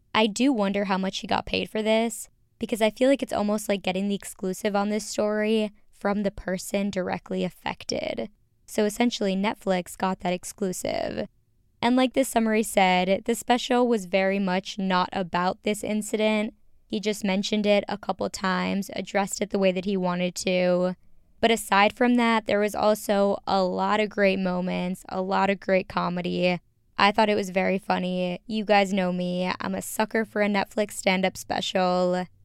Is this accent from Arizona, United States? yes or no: no; Minnesota, United States; moved away as an adult; now in Chicago, United States; I grew up in the Midwest. You know this. I'm from Minnesota. I now currently live in Chicago